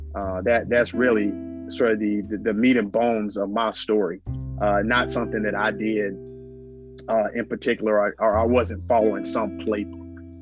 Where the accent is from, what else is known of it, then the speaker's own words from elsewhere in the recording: Gadsden, Alabama, United States; born and raised in Gadsden, Alabama